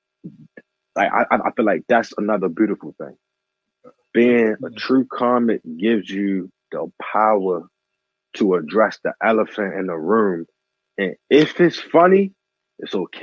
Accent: Baltimore, Maryland, United States; moved away as an adult; also born or lived in Randallstown / Atlanta / Las Vegas; I'm from Baltimore. I'm from East Baltimore

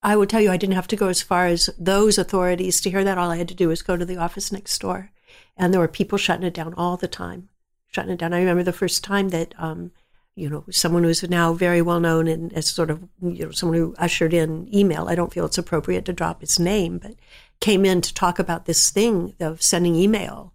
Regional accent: San Jose, California, United States; I grew up in San Jose, California, when it was all just orchard land.

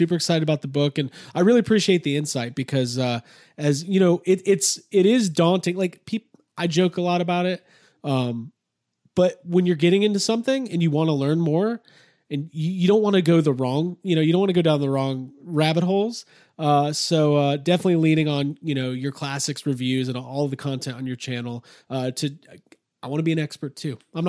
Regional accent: Chicago, Illinois, United States; I'm from Chicago originally.

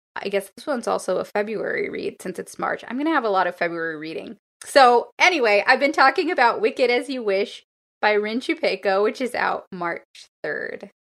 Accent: Los Angeles, California, United States; my hometown, Los Angeles

